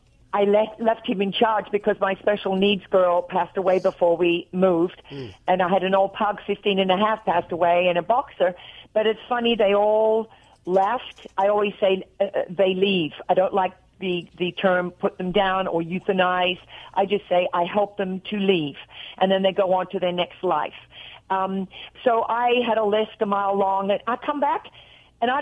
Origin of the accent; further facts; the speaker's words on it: Australia; now in United States; When I talk to my sister on the phone in Australia, I get off there and I'm real Australian. And when I was doing acting and I was trying to do American act, you know, commercials and things when I first arrived in America